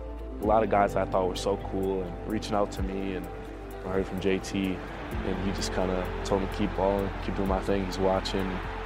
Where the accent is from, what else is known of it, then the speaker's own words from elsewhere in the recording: Fond du Lac, Wisconsin, United States; I'm originally from Fond du Lac in high school.